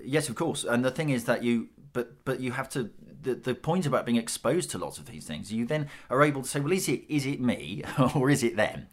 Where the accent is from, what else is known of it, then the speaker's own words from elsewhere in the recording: United Kingdom; we're, we're British